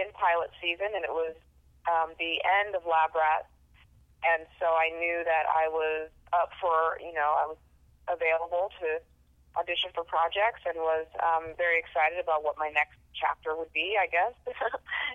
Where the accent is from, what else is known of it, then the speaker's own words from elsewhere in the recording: Los Angeles, California, United States; also born or lived in Orange County; I was born and raised in Los Angeles, which is very much an industry town